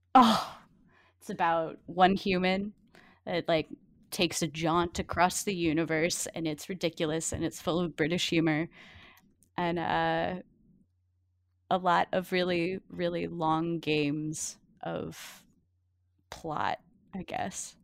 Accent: Cajun, Louisiana, United States; I'm a Cajun

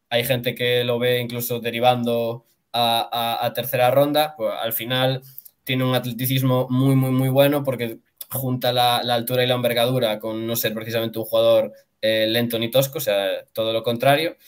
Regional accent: Galicia, Spain; yo es que soy gallego

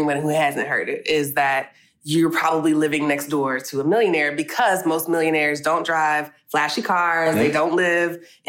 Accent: Atlanta, Georgia, United States; also born or lived in Texas; I mostly grew up in Atlanta. I was born in Texas.

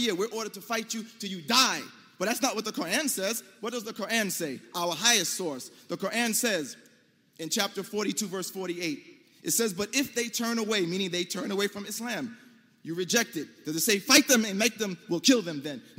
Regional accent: United States; as an American Muslim

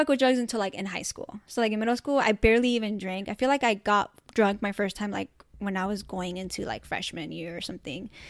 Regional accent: Orange County, California, United States; O C's dope. We grew up here

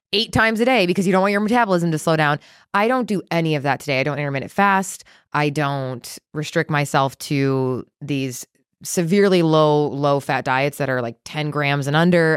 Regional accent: Chicago, Illinois, United States; now in Texas, United States; I grew up in Chicago in the Midwest

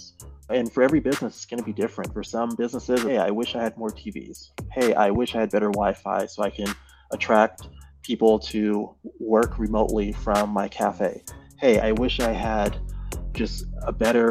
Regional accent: Cambridge, Massachusetts, United States; I am originally from Massachusetts area. So I grew up in, I guess, Cambridge is my original place that I lived

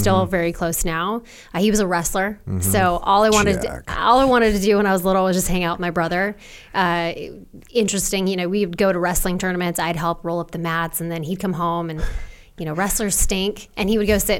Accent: just south of Seattle, Washington, United States; also born or lived in Orem, Utah; when I was 3, I moved up to Washington State, just south of Seattle. So that's really what I call home.

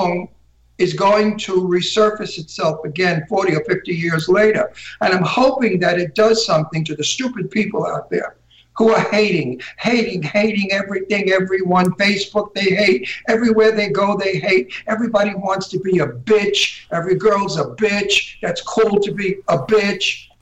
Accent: New York City, New York, United States; accent: Brooklyn; my Brooklyn accent

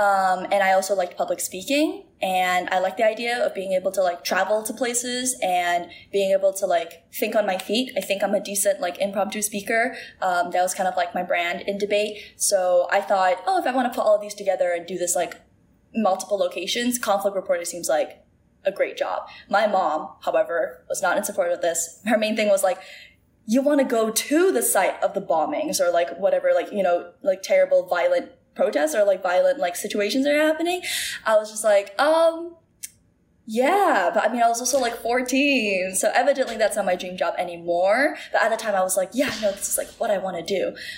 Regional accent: Singapore; I don't think they'd be able to tell that I'm like Singaporean. Like I do not have like a Singlish accent.

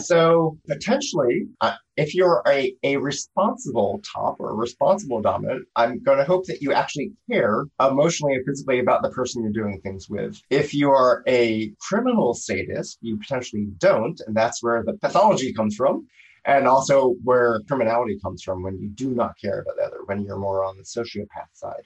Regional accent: Philadelphia, Pennsylvania, United States; in Philadelphia when I was growing up

